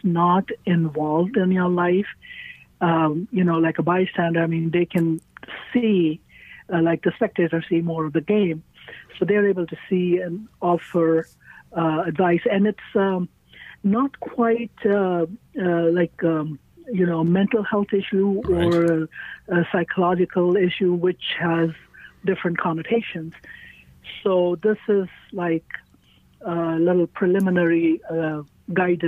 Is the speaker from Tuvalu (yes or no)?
no; India; moved away as an adult; also born or lived in California, United States; now in St. Louis, United States; I grew up in India, and I was a teacher back in India. But when I came to the United States after I got married